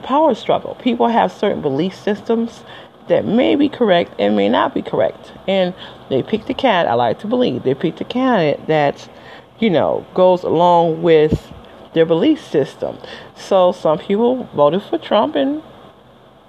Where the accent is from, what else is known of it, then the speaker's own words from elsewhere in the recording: Detroit, Michigan, United States; I'm from Detroit, Michigan